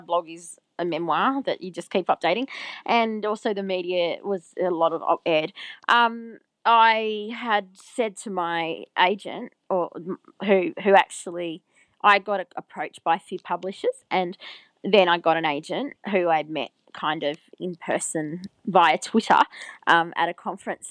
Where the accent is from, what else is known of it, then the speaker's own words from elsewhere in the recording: Albury-Wodonga, Australia; I grew up in Albury Wodonga, which is on the border of New South Wales and Victoria